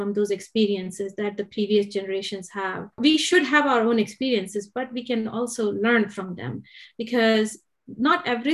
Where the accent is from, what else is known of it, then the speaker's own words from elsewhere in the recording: India; moved away as an adult; now in Bar Harbor, United States; I was born in India. I was raised there, and I moved to the U.S. when I was 24 years old.